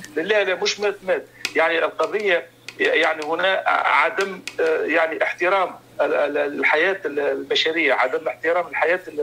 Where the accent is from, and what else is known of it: Tunisia